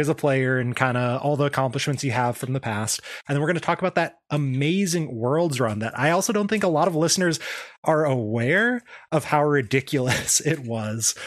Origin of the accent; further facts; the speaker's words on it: Arizona, United States; now in Washington, United States; I grew up in Arizona where everything's spicier than it is up here.